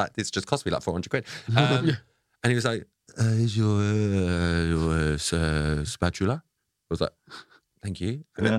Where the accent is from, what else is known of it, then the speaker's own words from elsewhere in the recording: Essex, East of England, United Kingdom; I'm from Essex.